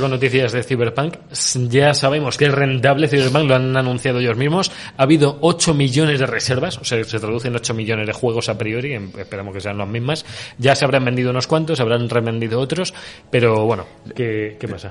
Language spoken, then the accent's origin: Spanish; Spain; somos más de Sony en España